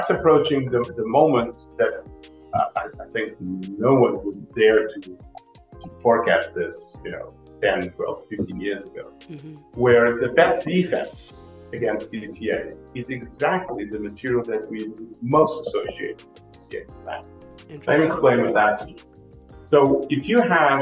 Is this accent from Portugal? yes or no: yes; Portugal; moved away as an adult; also born or lived in New York City; I am Portuguese. I'm born and bred in Portugal